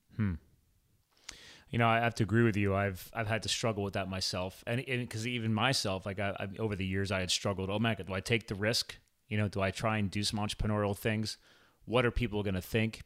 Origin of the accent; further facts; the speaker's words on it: East Coast, United States; moved away; I'm from the East Coast